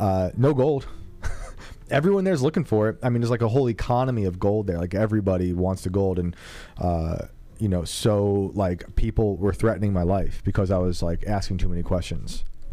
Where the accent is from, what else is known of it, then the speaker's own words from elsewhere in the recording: West Point, New York, United States; I grew up in West Point.